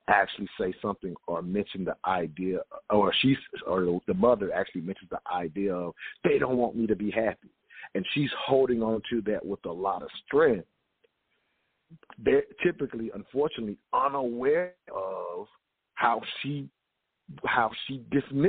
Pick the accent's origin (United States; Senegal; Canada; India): United States; the South; growing up in the South